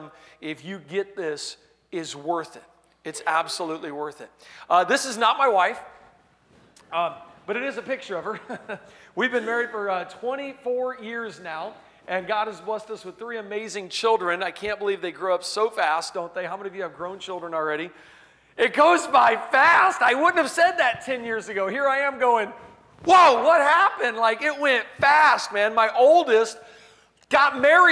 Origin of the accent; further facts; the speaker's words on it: Pensacola, Florida, United States; I'm from Pensacola, Florida, and I'm all the way up in the panhandle of Florida.